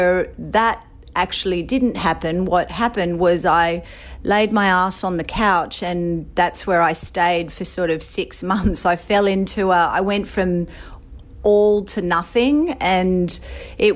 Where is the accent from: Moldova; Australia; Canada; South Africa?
Australia; Sydney, New South Wales; moved away as an adult; also born or lived in Brooklyn; now in New York City, United States; I grew up in Sydney, Australia. I was raised on the Northern Beaches, beautiful place in the world. And I moved to New York City when I was 29.